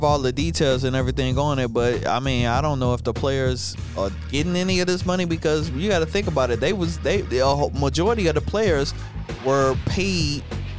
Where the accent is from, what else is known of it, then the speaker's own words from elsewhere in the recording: St. Louis, Missouri, United States; Sir. I'm from St. Louis, Missouri.